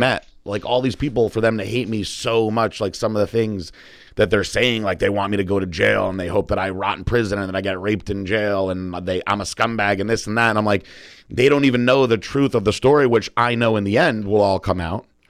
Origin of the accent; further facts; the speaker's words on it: Northeast, United States; also born or lived in Connecticut; now in Florida, United States; we're from the Northeast